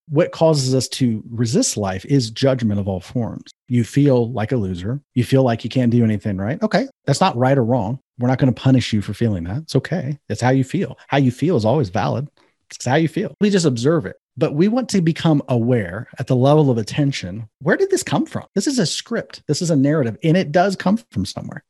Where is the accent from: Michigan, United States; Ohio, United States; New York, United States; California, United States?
Ohio, United States; I'm from Ohio.